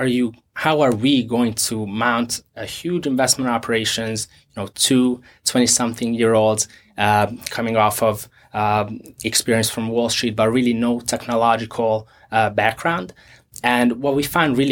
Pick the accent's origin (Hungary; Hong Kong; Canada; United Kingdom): Hungary; now in United States; I'm originally from Hungary. My parents, my family is still there